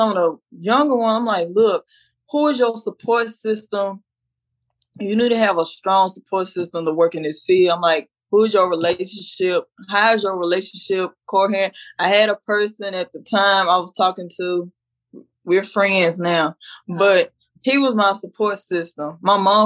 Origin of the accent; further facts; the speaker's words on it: Dallas, Texas, United States; this is my hometown, so I'm used to Dallas